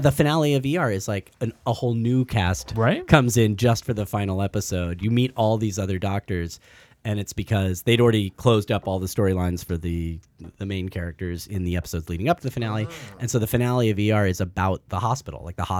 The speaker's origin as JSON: {"language": "English", "town": "Santa Barbara", "region": "California", "country": "United States", "tie": "born or raised there", "also_born_or_lived": "Toronto, Canada / Los Angeles", "moved": "as an adult", "said": "I grew up in Santa Barbara, California."}